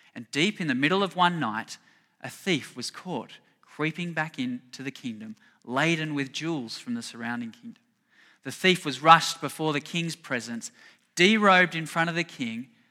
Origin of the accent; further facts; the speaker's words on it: Australia; we're Australian